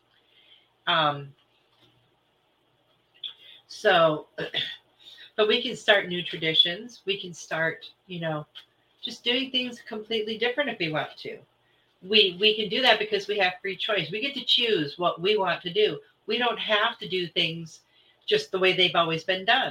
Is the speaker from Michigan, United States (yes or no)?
yes; Michigan, United States; moved away; I'm originally from Michigan